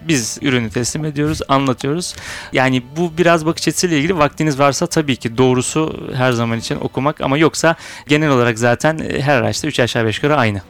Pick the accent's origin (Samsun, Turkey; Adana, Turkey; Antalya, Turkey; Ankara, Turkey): Samsun, Turkey; moved away as an adult; now in Bursa, Turkey; Aslen Samsunluyum. Samsun doğumluyum.